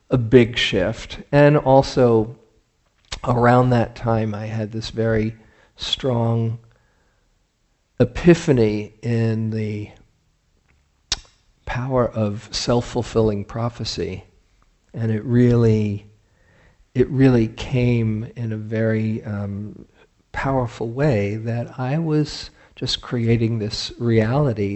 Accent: New York, United States; I grew up in New York in 1969

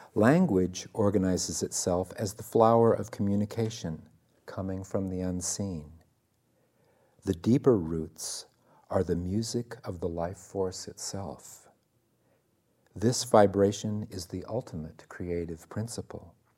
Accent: Iowa, United States; I was born in the Midwest, in Iowa, of all places

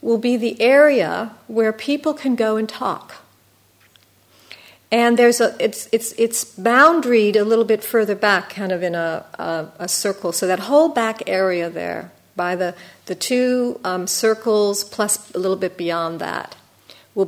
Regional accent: United States; being an American

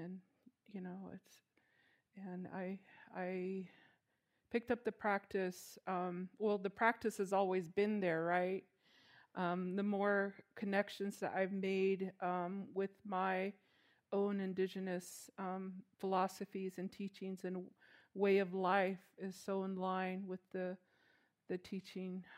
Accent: Chinle, Arizona, United States; now in Kayenta, United States; I'm originally from Chinle, Arizona, which is Canyon de Chelly

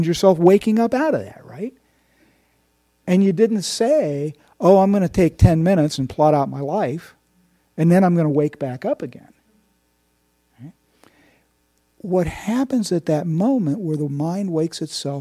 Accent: Indiana, United States; I'm from Indiana

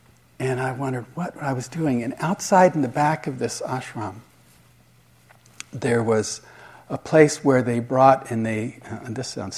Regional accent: Switzerland; I told my parents were divorced, and I grew up in Switzerland

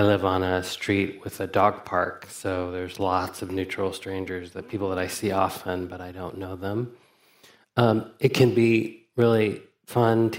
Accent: Alabama, United States; I grew up in Alabama in the 70s and 80s as a person who was often perceived as a foreigner

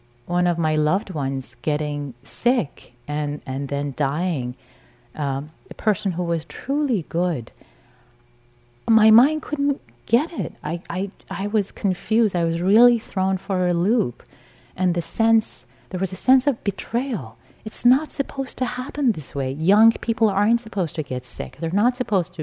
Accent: Iran; moved away; I was raised in Iran in a liberal Muslim family in a conventional theistic framework

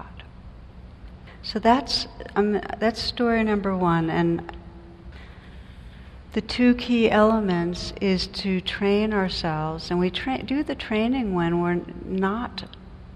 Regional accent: New Jersey, United States; moved away; I come from New Jersey

